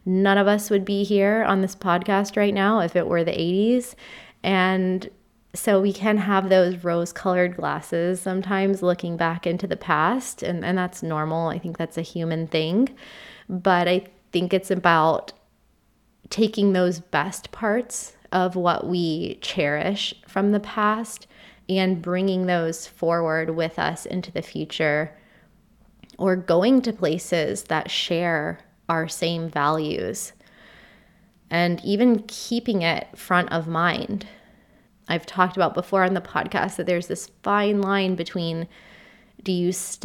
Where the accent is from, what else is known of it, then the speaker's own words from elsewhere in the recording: United States; moved away as an adult; now in United Kingdom; having been born and raised in the US